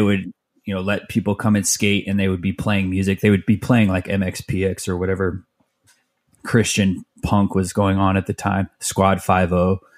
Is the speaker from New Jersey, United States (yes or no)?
no; Mesa, Arizona, United States; born or raised there; also born or lived in Tempe, Arizona / Phoenix, Arizona